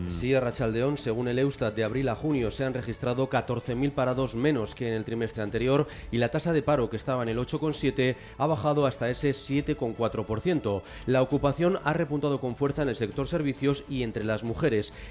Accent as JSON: {"language": "Spanish", "town": "Bilbao", "region": "Basque Country", "country": "Spain", "lives_now": "Pamplona, Spain", "said": "O sea, soy de Bilbao, vivo en Pamplona y estoy censada allí, pero venía aquí al puente"}